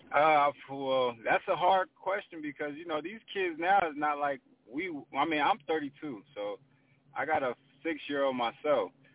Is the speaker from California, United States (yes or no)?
yes; Pomona, California, United States; I'm really from Pomona, California. Considered, you know, the West Coast